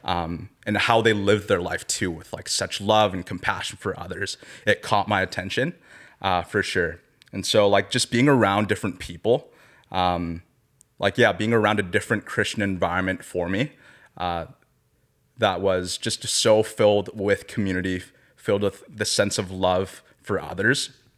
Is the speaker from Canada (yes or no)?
yes; Surrey, British Columbia, Canada; I was raised in Surrey, B C, not too far from here in Langley